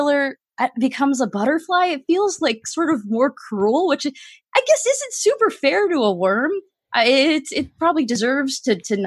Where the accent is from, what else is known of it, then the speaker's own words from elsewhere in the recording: Miami, Florida, United States; I am from Miami, Florida